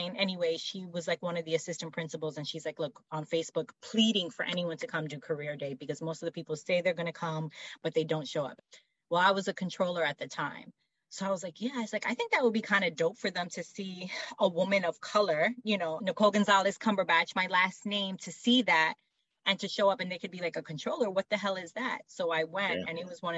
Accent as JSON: {"language": "English", "region": "South Florida", "country": "United States", "tie": "born or raised there", "said": "I grew up in South Florida"}